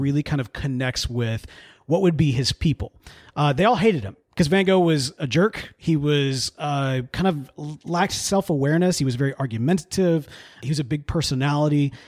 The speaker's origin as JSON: {"language": "English", "region": "the Bible Belt", "country": "United States", "tie": "born or raised there", "said": "we grew up in the Bible Belt"}